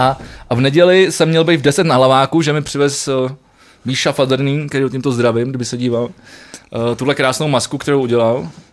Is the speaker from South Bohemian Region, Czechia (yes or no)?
yes; Mladá Vožice, South Bohemian Region, Czechia; když jsem mal jako malý ve Vožici a- Malá Vožice, dneska poprvé, jsem, jsem chodil koledovat